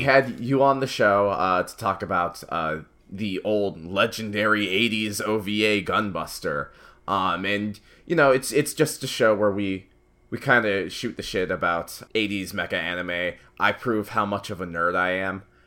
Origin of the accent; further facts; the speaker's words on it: United States; as an American, as an American millennial